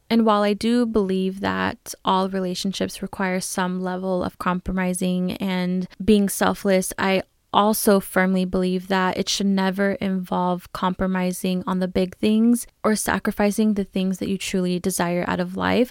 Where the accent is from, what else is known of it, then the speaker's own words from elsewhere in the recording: California, United States; moved away as an adult; I'm a California girl through and through.